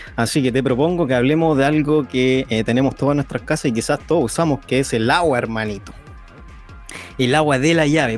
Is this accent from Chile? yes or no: yes; Chile; Aquí somos todos chilenos y estamos todos en Chile